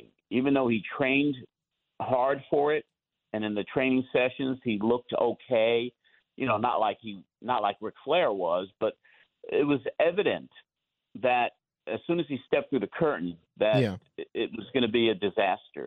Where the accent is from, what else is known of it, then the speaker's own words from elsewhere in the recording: Long Island, New York, United States; now in Tennessee, United States; We're both from Long Island